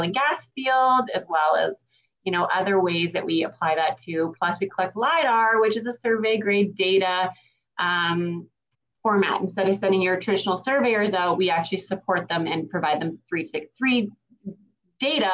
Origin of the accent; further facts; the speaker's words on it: Grovedale, Alberta, Canada; also born or lived in Grande Prairie; I obviously born and raised in Grand Prairie, grew up in Grovedale. I am a homegrown Grovedale girl